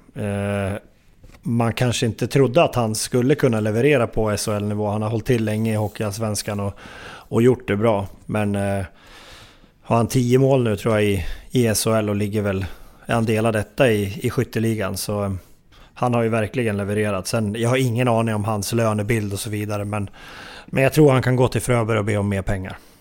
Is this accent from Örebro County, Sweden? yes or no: yes; near Hällefors, Örebro County, Sweden; Mina hemtrakter nästan